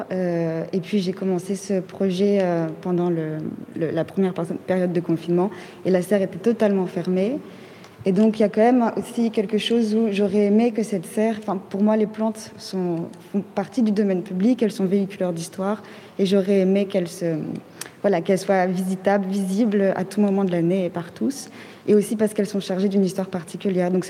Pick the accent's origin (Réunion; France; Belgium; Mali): Mali; born there; moved away; Donc euh, je suis née au Mali et je n'y suis jamais retournée.